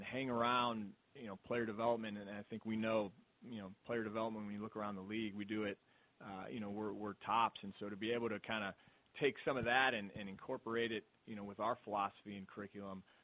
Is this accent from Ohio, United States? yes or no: yes; Mentor, Ohio, United States; grew up in Mentor